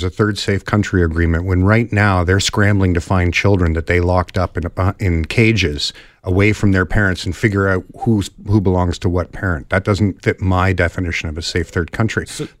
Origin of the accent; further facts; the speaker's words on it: Canada; And I think that's just sort of my duty as a Canadian.